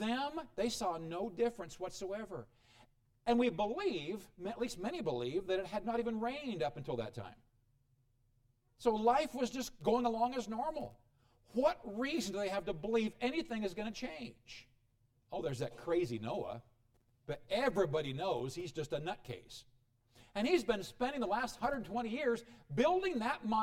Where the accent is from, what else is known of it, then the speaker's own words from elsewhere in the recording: Illinois, United States; moved away; I come from Illinois.